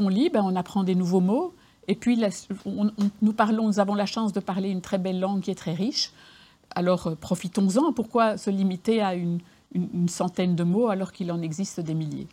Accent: Belgium; moved away as an adult; now in Lyon, France; je suis, du Nord, je suis belge

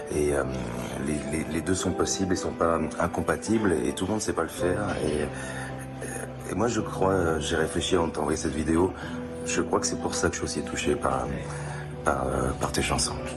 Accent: Catalonia, Occitania, France; c'est tourné chez moi, c'est enregistré chez moi, c'est tourné chez moi en Catalogne

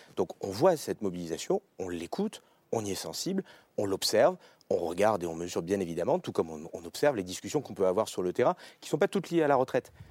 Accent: Beauce, Centre-Val de Loire, France; je viens de Beauce

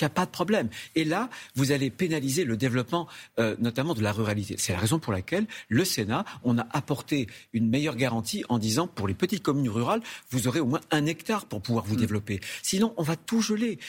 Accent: France; chez nous en France

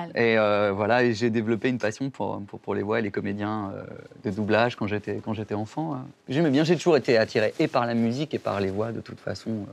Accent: Pau, Nouvelle-Aquitaine, France; also born or lived in Mulhouse, Alsace / Germany; j'ai grandi vraiment à Pau, dans le sud-ouest, dans le Béarn.

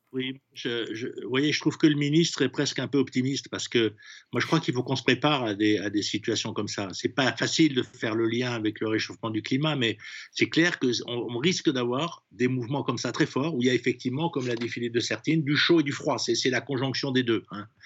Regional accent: Provence-Alpes-Côte d'Azur, France; chez moi en Provence, on arrose en fait les vergers la nuit

